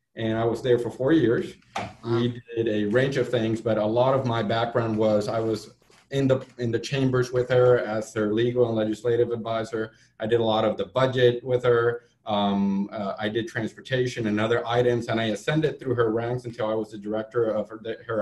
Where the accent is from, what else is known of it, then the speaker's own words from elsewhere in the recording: Puerto Rico; moved away as an adult; now in Jacksonville, United States; my passion for Puerto Rico. Born there, I did my grad school there